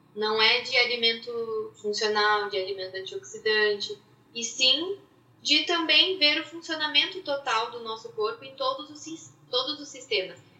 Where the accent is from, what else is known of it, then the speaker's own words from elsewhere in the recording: Curitiba, Paraná, Brazil; now in São Paulo, Brazil; atualmente trabalho em São Paulo, mas sou de Curitiba